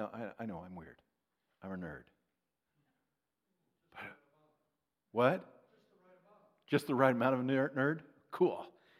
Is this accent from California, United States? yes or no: yes; Strathmore, California, United States; now in Minnesota, United States; I'm from Strathmore.